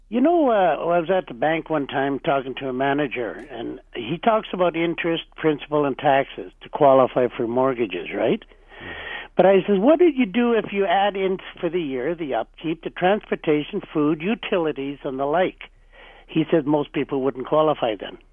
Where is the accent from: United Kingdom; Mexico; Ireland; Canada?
Canada; Vancouver, British Columbia; When I was growing up in East Vancouver